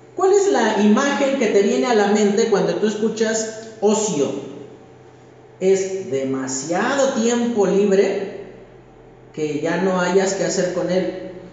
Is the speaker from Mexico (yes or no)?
yes; Mexico; Como mexicanos